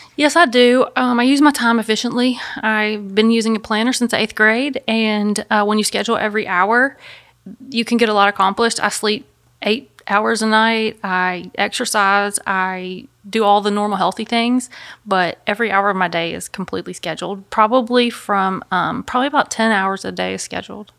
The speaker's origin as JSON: {"language": "English", "town": "Memphis", "region": "Tennessee", "country": "United States", "tie": "born or raised there", "said": "I'm from Memphis, Tennessee. I've lived here my whole life"}